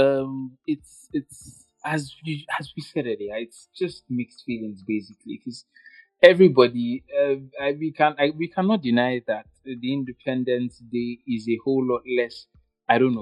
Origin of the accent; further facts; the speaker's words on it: Nigeria; I am from Nigeria